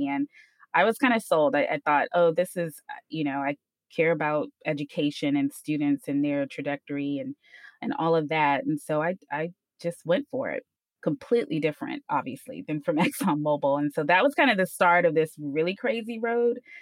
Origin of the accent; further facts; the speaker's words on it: Houston, Texas, United States; also born or lived in Ames, Iowa; I'm from Houston, eh, born and bred here, you know, all throughout high school